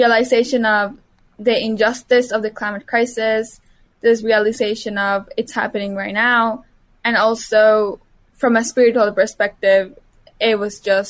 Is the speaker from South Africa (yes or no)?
no; Mexico; moved away; my hometown actually flooded when I was 13 years old in Mexico